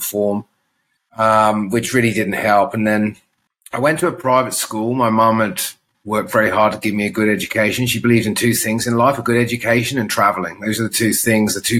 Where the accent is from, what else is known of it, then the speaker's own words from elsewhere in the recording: Guernsey; also born or lived in Adelaide, Australia / Alice Springs, Australia; now in Australia; growing up in the Channel Islands